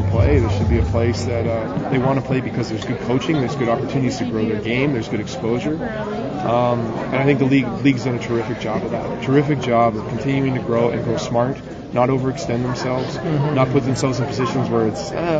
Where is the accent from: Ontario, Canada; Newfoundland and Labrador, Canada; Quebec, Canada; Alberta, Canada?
Alberta, Canada; Edmonton; I'm from Edmonton